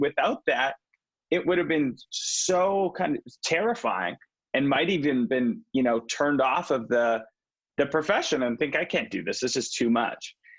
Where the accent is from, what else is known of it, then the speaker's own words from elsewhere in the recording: Vancouver, British Columbia, Canada; I'm from Vancouver.